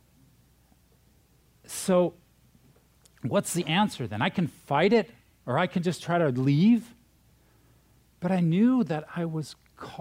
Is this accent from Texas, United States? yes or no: no; South Dakota, United States; moved away; also born or lived in Minnesota / California; I'm from California, but I was born in Minnesota, raised in South Dakota.